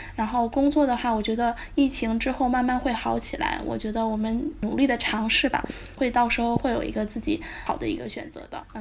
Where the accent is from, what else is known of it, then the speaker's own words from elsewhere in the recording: China; also born or lived in Volgograd, Russia; 我们，就是中国人